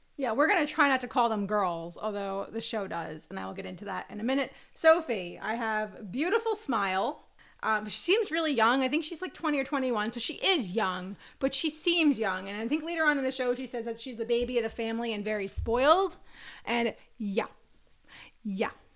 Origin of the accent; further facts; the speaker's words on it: United States; we are American